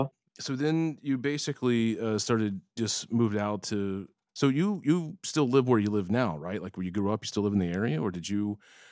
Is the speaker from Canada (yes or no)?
no; Florida, United States; I grew up in Florida where it pretty much is humidity all the time.